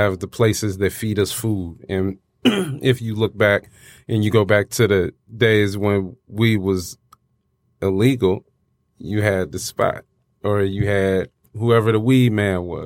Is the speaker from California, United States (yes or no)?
no; Detroit, Michigan, United States; I am a rapper from Detroit, battle rapper